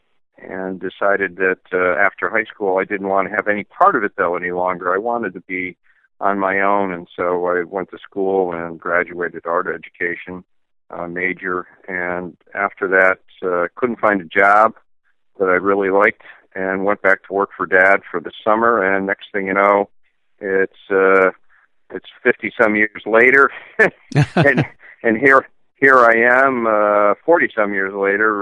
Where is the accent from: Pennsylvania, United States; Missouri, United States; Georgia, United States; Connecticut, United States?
Connecticut, United States; Glastonbury; I was born in Glastonbury, Connecticut, to a car nut